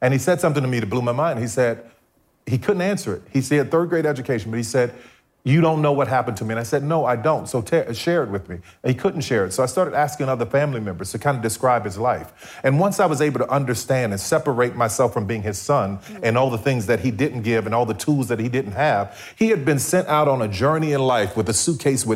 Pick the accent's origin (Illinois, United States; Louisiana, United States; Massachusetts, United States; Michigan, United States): Louisiana, United States; New Orleans; growing up in New Orleans